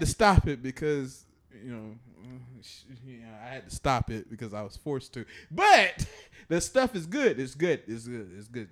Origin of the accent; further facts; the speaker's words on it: Chattanooga, Tennessee, United States; growing up in Chattanooga, we had this place called Central Park